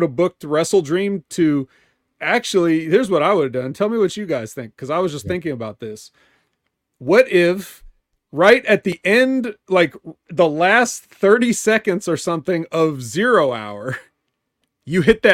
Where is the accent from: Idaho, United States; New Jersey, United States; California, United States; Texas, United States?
California, United States; I'm from California